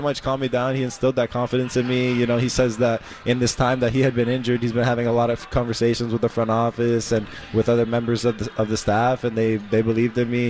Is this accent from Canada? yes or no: no; Miami, Florida, United States; I'm from Miami